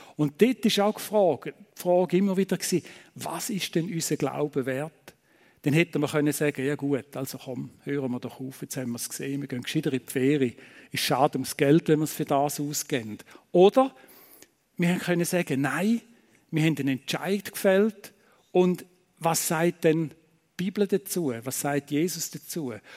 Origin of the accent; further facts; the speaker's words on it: Eastern Switzerland, Switzerland; moved away as an adult; now in Thun, Switzerland; wir kommen ja aus der Ostschweiz.